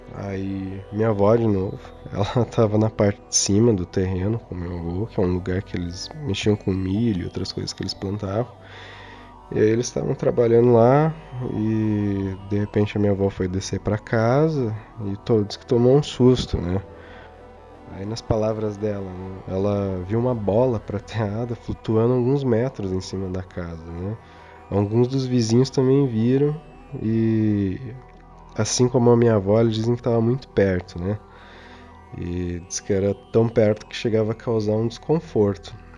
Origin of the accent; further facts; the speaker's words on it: Castro, Paraná, Brazil; nós somos de Castro, no interior do Paraná